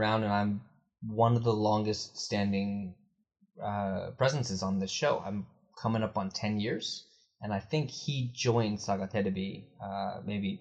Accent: United States; As an American

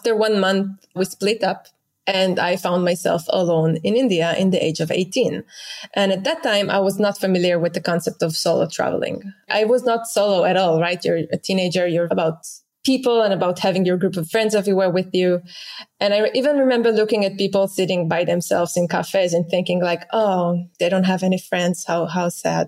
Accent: Israel; moved away as an adult; I grew up in Israel

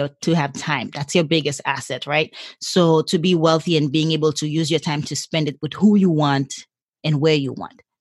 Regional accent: Haiti; English is a second language; now in San Diego, United States; born and raised in a third world country. I was born in Haiti

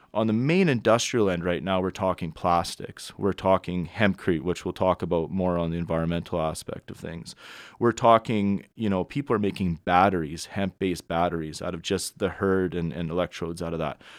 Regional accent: Edmonton, Alberta, Canada; I'm from Edmonton, Alberta originally.

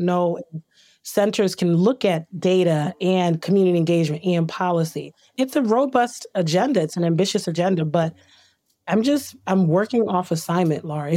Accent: Trenton, New Jersey, United States; I grew up in Trent, New Jersey

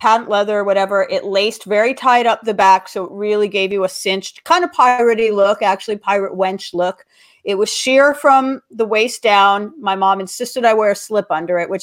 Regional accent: Los Angeles, California, United States; I grew up in Los Angeles

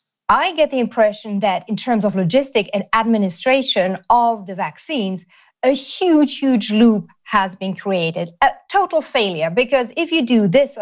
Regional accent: Germany; I grew up in Germany

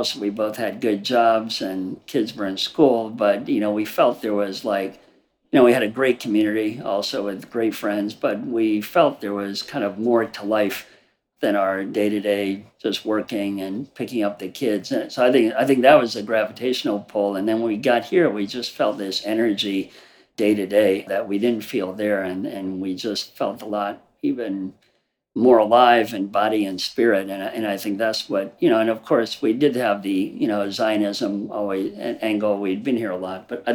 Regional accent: St. Louis, Missouri, United States; moved away as an adult; now in Ra'anana, Israel; I grew up in St. Louis

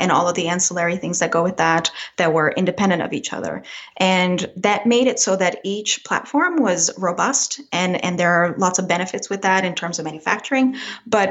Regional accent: Brazil; moved away; I was actually born and raised in Brazil

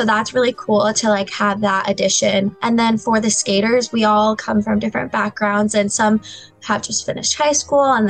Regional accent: Florida, United States; I'm actually from Florida

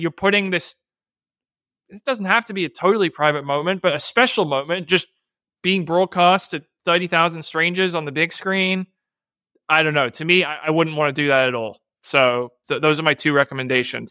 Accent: Bedford, Massachusetts, United States; Bedford, Massachusetts, my hometown

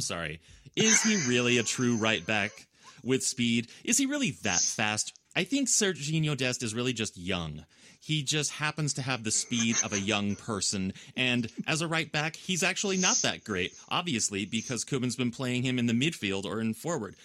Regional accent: United States; I'm an American

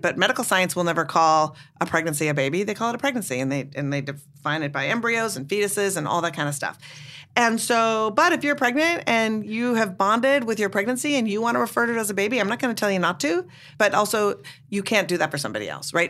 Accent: Minnesota, United States; now in Brooklyn, United States; I'm from Minnesota originally

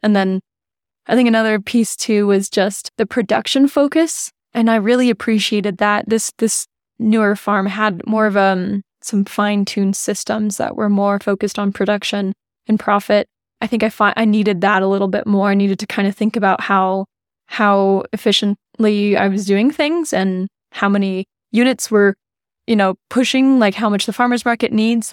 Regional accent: United States; we're both American

